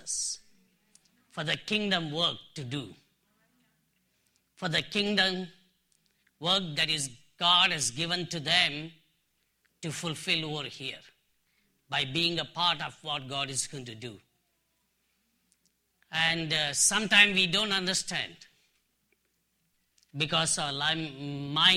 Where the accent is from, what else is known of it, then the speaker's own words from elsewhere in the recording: Dharwad, Karnataka, India; moved away as an adult; also born or lived in Nagaland, India; I'm from India, in South India, a place called Dharwar. It's a city education center, but I'm from one of the districts from Bangalore, Karnataka. Even though I'm born and brought up in my hometown